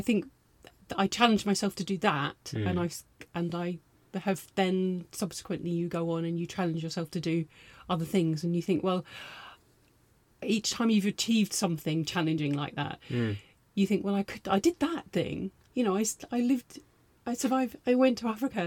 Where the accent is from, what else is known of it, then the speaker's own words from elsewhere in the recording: London, United Kingdom; moved away as an adult; also born or lived in Bristol / Liverpool / Manchester / Zimbabwe; now in Lewes, United Kingdom; I am a Londoner